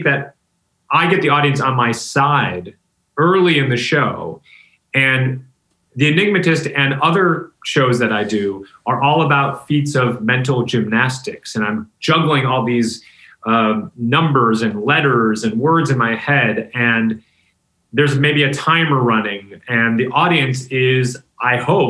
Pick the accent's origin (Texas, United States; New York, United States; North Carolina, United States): New York, United States; Rochester; I'm from Rochester, New York.